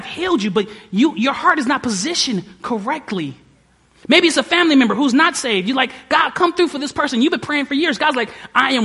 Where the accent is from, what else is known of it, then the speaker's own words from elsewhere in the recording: Detroit, Michigan, United States; moved away; I was from Detroit